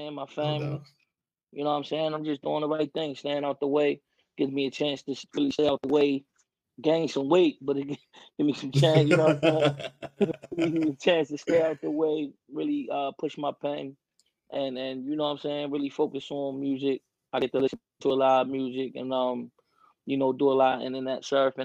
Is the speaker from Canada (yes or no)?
no; Baltimore, Maryland, United States; I'm from East Baltimore, you know what I'm saying? Okay. I'm from off Northern Parkway, Belvedere, York Road, all in that area